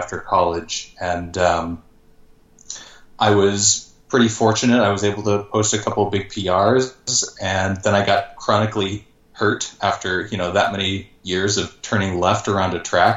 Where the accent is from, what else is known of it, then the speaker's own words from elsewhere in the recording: Marietta, Georgia, United States; moved away as an adult; also born or lived in Cambridge, Ontario, Canada / Bloomington, Indiana; now in Los Angeles, United States; I was born in Cambridge, Ontario, but I grew up in Marietta, Georgia, just north of Atlanta. My dad got a job transfer when I was really young